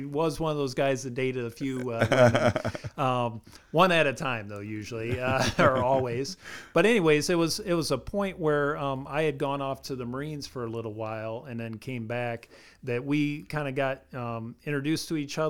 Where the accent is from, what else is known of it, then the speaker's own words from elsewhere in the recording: Grand Rapids, Michigan, United States; now in Ohio, United States; I spent a better part of my life up in Grand Rapids, Michigan.